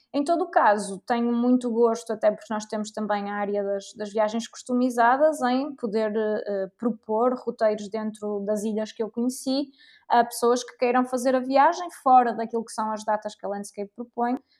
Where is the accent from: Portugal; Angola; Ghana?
Portugal; eu era portuguesa